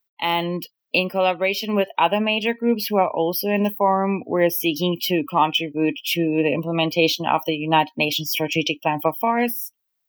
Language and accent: English; Germany; also born or lived in Netherlands / Kenya; I'm from Germany.